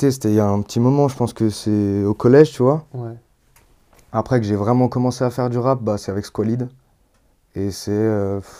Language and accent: French; Villeurbanne, Auvergne-Rhône-Alpes, France; Je suis né à, Villeurbanne, j'ai grandi à Villeurbanne. Et puis euh, Lyon, j'ai été à Croix-Rousse et tout.